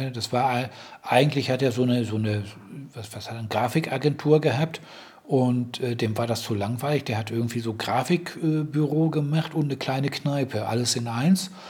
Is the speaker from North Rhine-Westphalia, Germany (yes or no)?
yes; Dortmund, North Rhine-Westphalia, Germany; ich komm zwar aus dem Ruhrgebiet, gleich neben Dortmund. Ich äh, also, bin als Kind auch in Dortmund aufgewachsen.